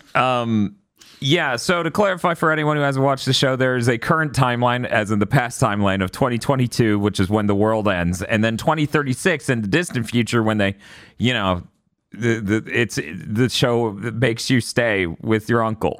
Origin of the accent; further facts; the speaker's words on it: United States; I'm American